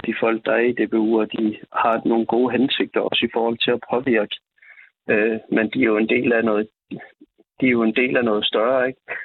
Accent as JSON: {"language": "Danish", "area": "Funen", "region": "Southern Denmark", "country": "Denmark", "said": "Jeg er selv fynbo"}